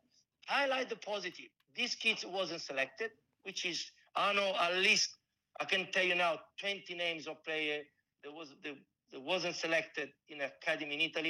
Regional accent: Melbourne, Victoria, Australia; born there; I was born in Melbourne.

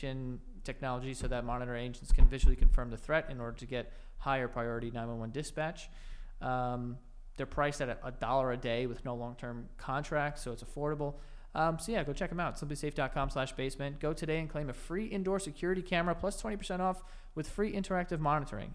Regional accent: United States; we're American

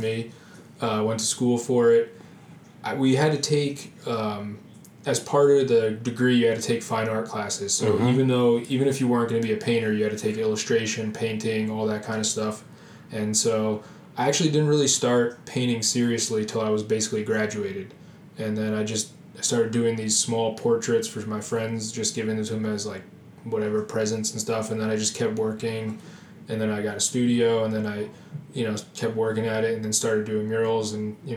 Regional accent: New Jersey, United States; also born or lived in Hoboken, New Jersey; Born and raised in New Jersey

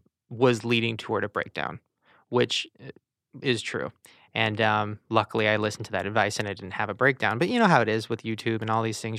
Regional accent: Long Beach, California, United States; Long Beach.

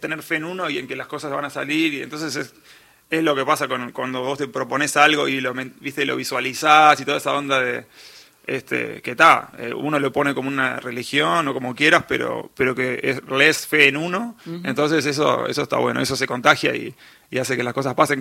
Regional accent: Montevideo, Uruguay; accent: uruguayo; moved away as an adult; also born or lived in New York, United States; nací en Montevideo, Uruguay

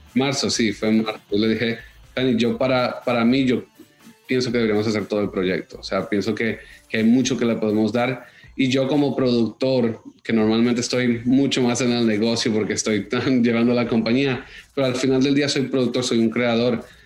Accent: Miami, Florida, United States; also born or lived in Bogotá, Colombia / New York / London / Los Angeles; yo aunque crecí en Miami, viví en Nueva York, en Londres, en Los Ángeles y terminé viviendo en Toronto los tres años antes de llegar a Miami otra vez

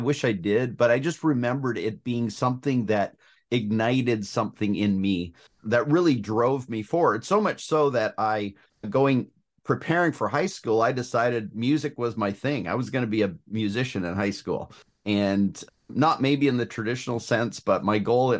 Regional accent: Ontario, Canada; Yeah. So I grew up in southwestern Ontario, Canada. So west of Toronto, between Toronto and Detroit, about halfway between those two.

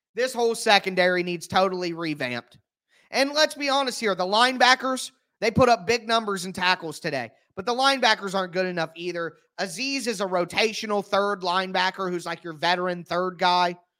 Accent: Midwest, United States; I'm from the Midwest

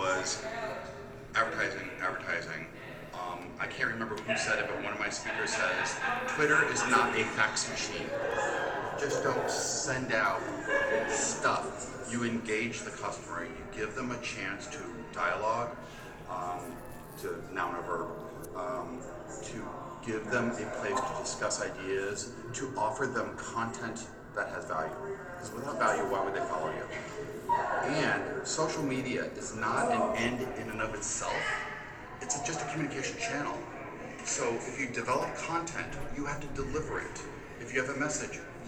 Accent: San Pedro, California, United States; I'm from San Pedro, California

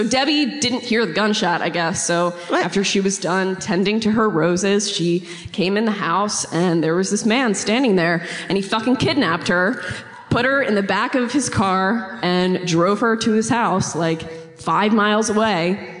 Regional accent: Newark, Delaware, United States; now in Wilmington, United States; I'm from Delaware.

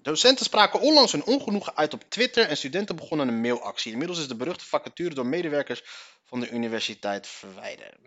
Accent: Morocco; Wij Marokkanen

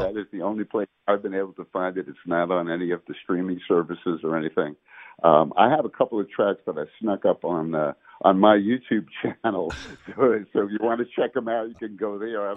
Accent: New York City, New York, United States; I was born in Brooklyn, New York.

